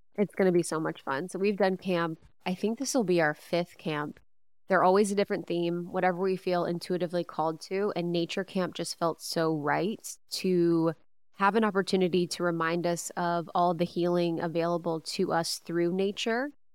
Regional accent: Ohio, United States; growing up in Ohio

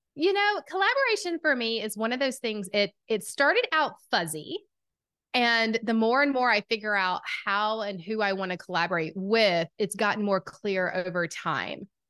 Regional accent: Atlanta, Georgia, United States; accent: southern; I am from Atlanta, Georgia. If you can't tell by the southern accent, I've been told it's quite strong.

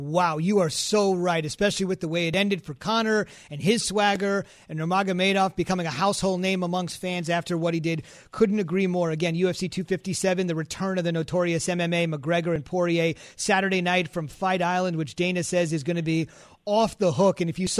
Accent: India; Oh, I love it. I'm Indian.

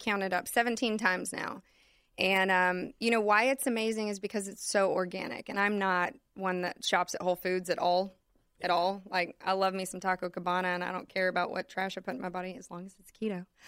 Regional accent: Austin, Texas, United States; growing up in Austin

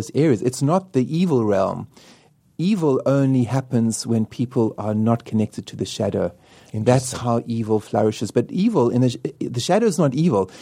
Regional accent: Cape Town, Western Cape, South Africa; also born or lived in Johannesburg; when I was born in Cape Town

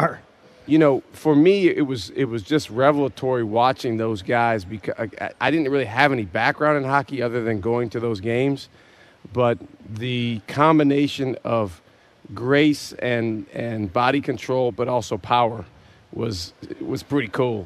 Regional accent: Madison, Wisconsin, United States; I grew up uh, in Madison, Wisconsin

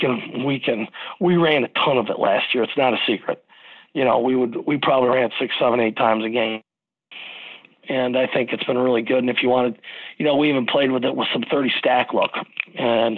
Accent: Frankenmuth, Michigan, United States; I grew up in the Christmas capital of the state of Michigan

